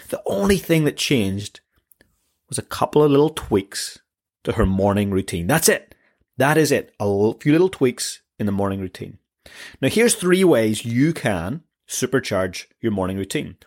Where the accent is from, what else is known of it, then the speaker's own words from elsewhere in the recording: Northern Ireland, United Kingdom; I come from Northern Ireland